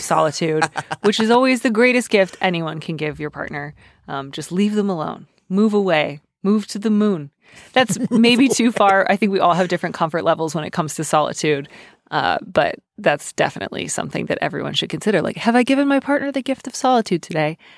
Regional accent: Midwest, United States; I am Midwestern

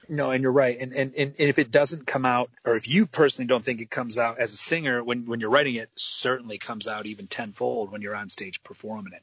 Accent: Midwest, United States; I'm from the Midwest

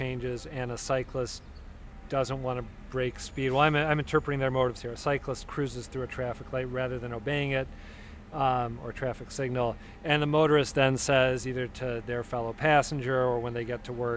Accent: Minnesota, United States; now in Boston, United States; I grew up in Minnesota

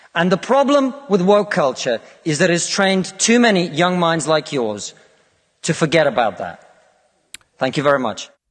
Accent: Russia; now in United Kingdom

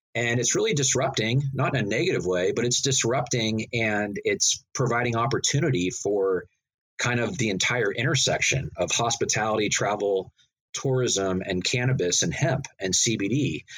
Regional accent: Northern California, United States; growing up in Northern California, that's just part of our culture here

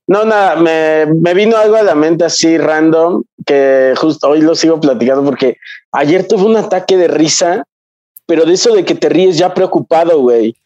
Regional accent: Mexico; soy un mestizo y, ya no soy ni siquiera mestizo, soy mexicano

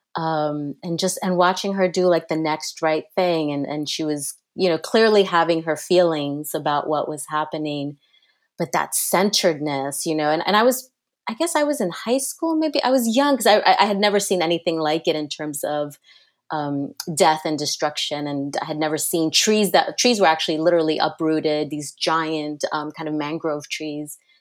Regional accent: New Jersey, United States; I grew up right outside New York City in Jersey.

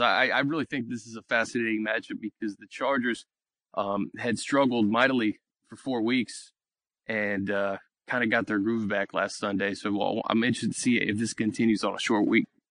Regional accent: Washington, District of Columbia, United States; I remember growing up in Washington D.C.

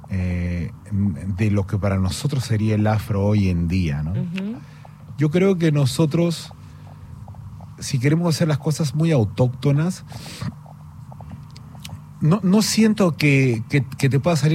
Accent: Peru; Pero al crecer en el Perú, eh, solidifiqué estas ganas de peñiscar eh, un poco de, lo ancestral, de la música, del cajón, de lo negro, de lo andino

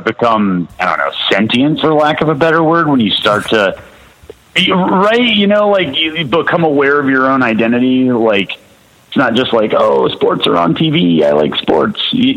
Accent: Charlotte, North Carolina, United States; also born or lived in Ottawa, Canada; I grew up in Charlotte

